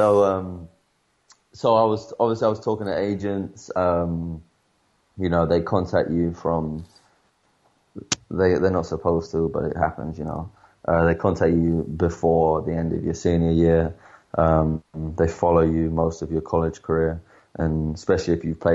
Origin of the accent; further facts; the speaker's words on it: England, United Kingdom; moved away as an adult; now in Spain; I'm from England